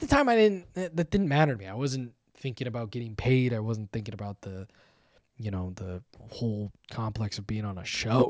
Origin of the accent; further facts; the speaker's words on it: Thousand Oaks, California, United States; I grew up just in Thousand Oaks.